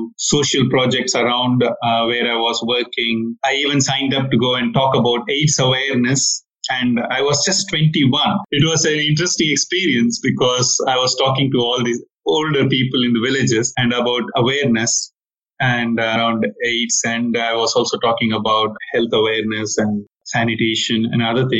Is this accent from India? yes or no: yes; South India, India; moved away; I come from India, from South India, where I was born and educated